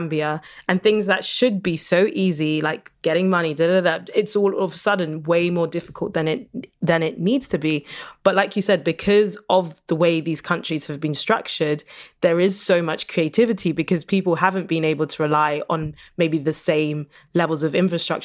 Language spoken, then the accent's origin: English; United Kingdom; I'm from Britain, but my heritage is Nigerian.